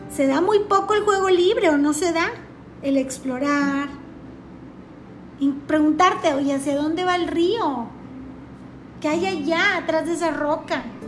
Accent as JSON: {"language": "Spanish", "country": "Mexico", "said": "estoy hablando, claro que desde una perspectiva como mexicana"}